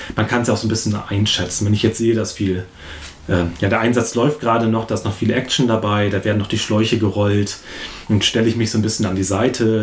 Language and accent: German; Achim, Lower Saxony, Germany; Achim ist natürlich ein Dorf. Ich bin zwar nicht in Achim geboren, aber hier aufgewachsen, zur Schule gegangen.